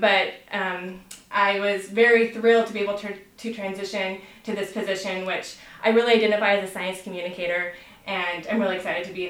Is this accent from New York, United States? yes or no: no; Prosser, Washington, United States; I'm a native of the Yakima Valley. I grew up in Prosser, Washington